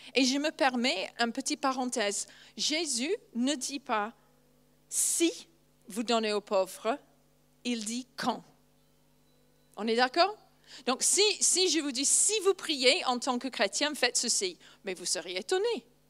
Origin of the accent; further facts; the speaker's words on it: England, United Kingdom; first language English; French is a second language; moved away; je suis anglaise